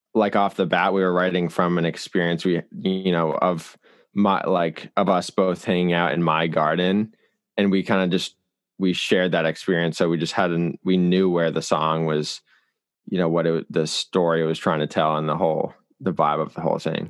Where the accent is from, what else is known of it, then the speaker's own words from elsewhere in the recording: Hingham, Massachusetts, United States; I'm from Hingham, Massachusetts